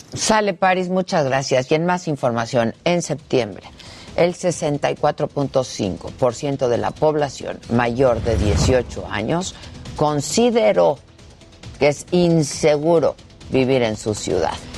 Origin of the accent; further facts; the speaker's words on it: Mexico; Así somos los mexicanos